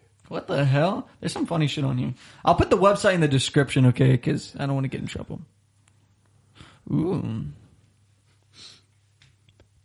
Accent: Florida, United States; I'm from Florida

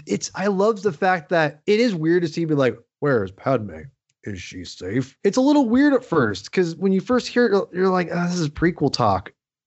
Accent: Washington, United States; And, I grew up 45 minutes outside of Seattle

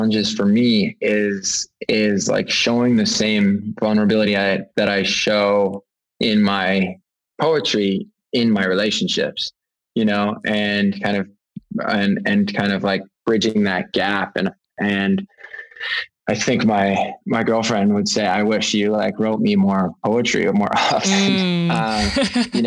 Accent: Canada; growing up in Canada

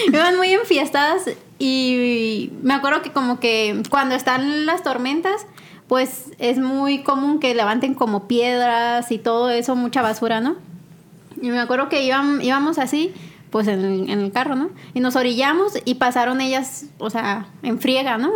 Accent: Chihuahua, Mexico; yo soy de Chihuahua

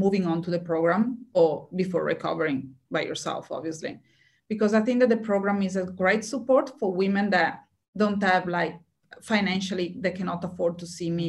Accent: Italy; now in Australia; when I was back in Italy

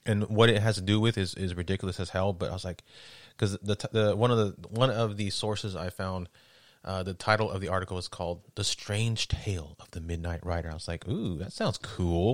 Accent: West Texas, United States; I'm from West Texas.

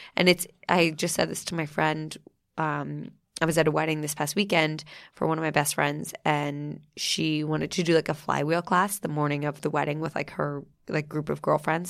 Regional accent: New Jersey, United States; moved away; I'm from New Jersey

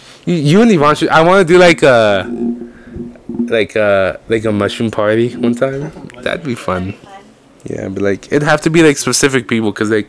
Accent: Oceanside, California, United States; also born or lived in Mexico; I've lived in Oceanside, and then I moved to this house, I think they're around 6th or 7th grade.

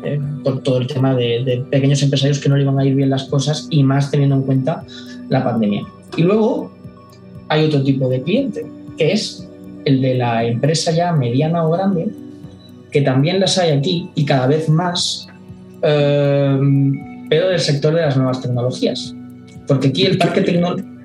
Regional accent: Granada, Andalusia, Spain; also born or lived in Barcelona; now in Málaga, Spain; Granada, que es mi ciudad de origen.

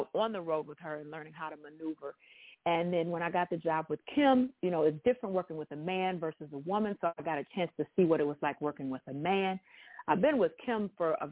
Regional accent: Detroit, Michigan, United States; I'm from Detroit, Michigan

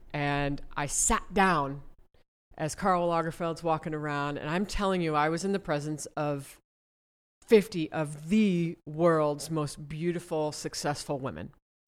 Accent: Ohio, United States; I'm from Ohio.

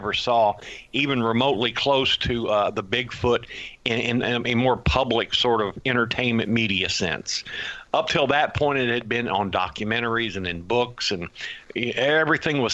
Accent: Houston, Texas, United States; I grew up in Houston

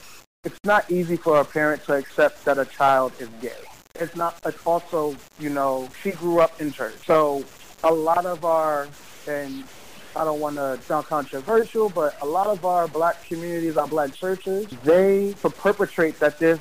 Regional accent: New York City, New York, United States; I grew up in Harlem in Polo Grounds Towers, in the PJs

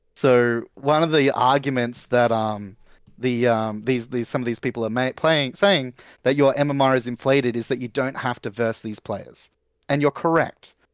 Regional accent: Australia; as an Australian

